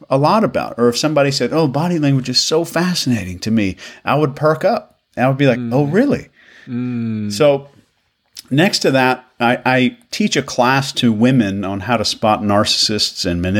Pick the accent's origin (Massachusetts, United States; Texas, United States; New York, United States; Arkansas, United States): Arkansas, United States; moved away; I'm from uh, originally from Arkansas, so when I go back home, my accent is doesn't sound like this, and I don't try to do that.